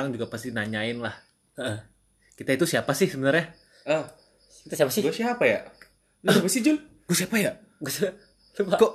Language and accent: Indonesian; Medan, North Sumatra, Indonesia; now in Bekasi, Indonesia; Gue mah asli Medan